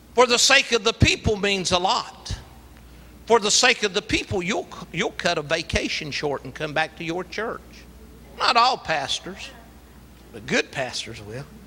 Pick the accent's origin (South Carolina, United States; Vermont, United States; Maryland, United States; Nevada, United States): South Carolina, United States; Latta; moved away; also born or lived in Columbia; I'm a country boy. I was born in Latta, South Carolina